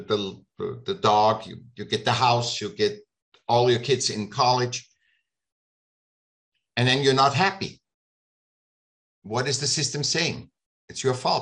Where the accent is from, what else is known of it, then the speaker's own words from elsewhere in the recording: Vienna, Austria; moved away as an adult; now in California, United States; I grew up in Vienna. I was born in Vienna. And I came here when I was 18.